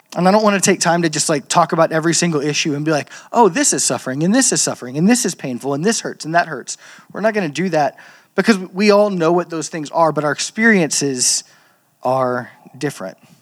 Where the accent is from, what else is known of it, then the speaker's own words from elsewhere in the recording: Louisiana, United States; I'm from Louisiana, um, the land of cultural Christianity